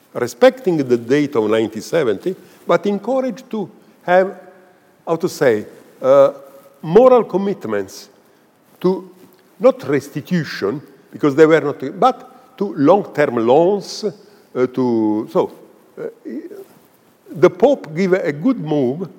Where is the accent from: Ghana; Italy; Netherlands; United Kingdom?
Italy; near Pompeii, Campania; I was born near Pompeii.